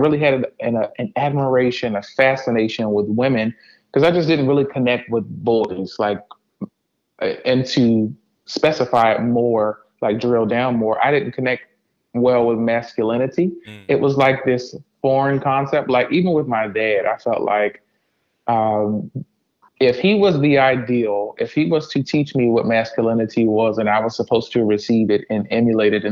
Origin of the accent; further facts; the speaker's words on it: DMV, United States; True DMV native.